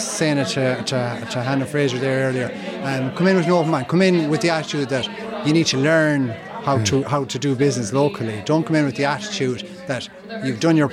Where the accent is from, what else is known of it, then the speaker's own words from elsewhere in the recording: Mayo, Connacht, Ireland; moved away as an adult; now in Sweden; I'm from Mayo, so there's a Mayo Galway rivalry there.